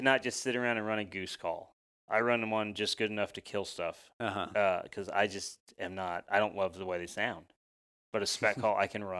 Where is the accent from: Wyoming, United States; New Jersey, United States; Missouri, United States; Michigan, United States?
Missouri, United States; I grew up in Missouri, and really, you just need one duck call.